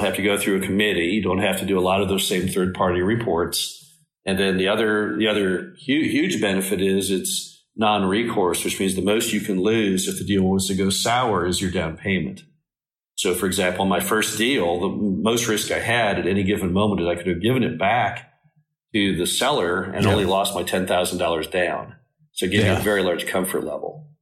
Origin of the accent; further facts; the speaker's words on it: Dallas, Texas, United States; moved away; I grew up in Dallas, went to Stanford University